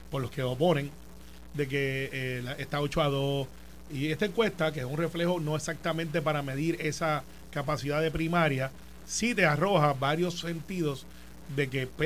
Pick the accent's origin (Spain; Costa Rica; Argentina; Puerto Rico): Puerto Rico; soy boricua